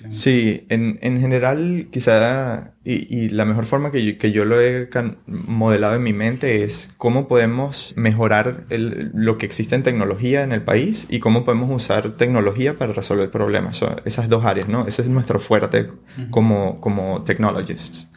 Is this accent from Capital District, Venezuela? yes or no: no; San Juan de los Morros, Guárico, Venezuela; now in San Francisco, United States; Yo soy de Venezuela, de San Juan de los Morros.